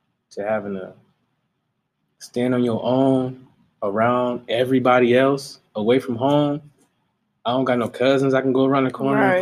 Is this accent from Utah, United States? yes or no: no; Michigan, United States; I came from Michigan.